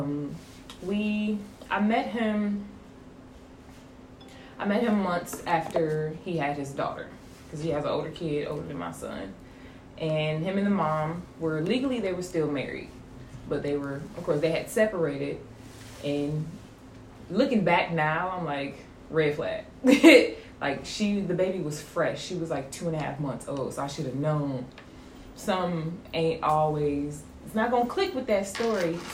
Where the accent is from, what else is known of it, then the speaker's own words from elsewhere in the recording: Detroit, Michigan, United States; moved away as an adult; now in Savannah, United States; I am originally from Detroit.